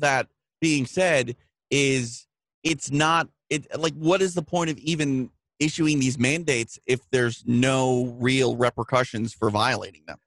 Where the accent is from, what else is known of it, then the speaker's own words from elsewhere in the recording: Midwest, United States; moved away; I'm from the Midwest